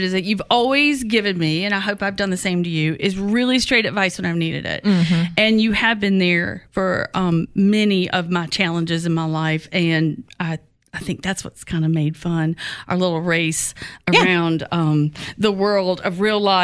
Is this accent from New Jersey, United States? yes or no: no; Atlanta, Georgia, United States; also born or lived in Ohio; now in Savannah, United States; growing up in Atlanta